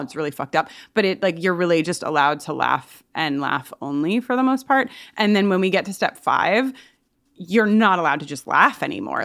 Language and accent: English; Long Island, New York, United States; I'm from Long Island. All my, a lot of my family's from Long Island